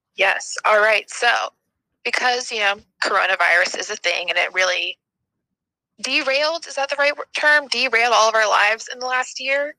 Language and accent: English; the South, United States; I'm from the South, where if anyone talks about New York, it's either the city or it doesn't exist